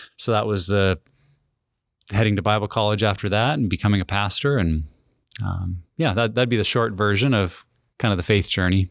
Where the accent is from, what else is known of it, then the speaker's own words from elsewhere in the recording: Helena, Montana, United States; moved away as an adult; also born or lived in Wyoming / Minnesota / Kelso, Washington; I grew up in a pastor's family in Wyoming and then Montana, graduated from Helena, Montana